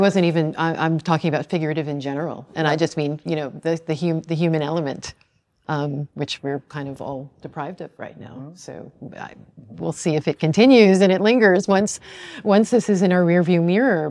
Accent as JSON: {"language": "English", "area": "Long Island", "region": "New York", "country": "United States", "tie": "born or raised there", "said": "I grew up on Long Island"}